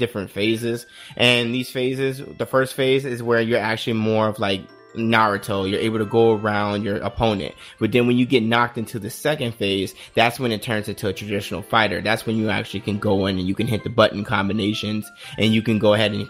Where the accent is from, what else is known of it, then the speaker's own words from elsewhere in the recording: Las Vegas, Nevada, United States; I'm a girl from Vegas